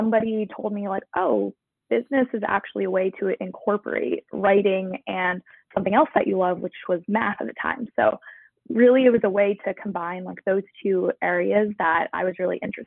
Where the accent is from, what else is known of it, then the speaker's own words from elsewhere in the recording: Massachusetts, United States; I am a native Masshole.